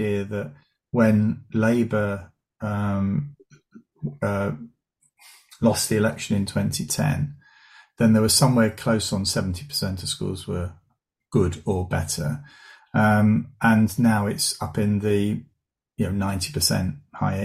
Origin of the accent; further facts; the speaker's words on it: Southend-on-Sea, East of England, United Kingdom; I grew up in Essex and went to a secondary school in Southend.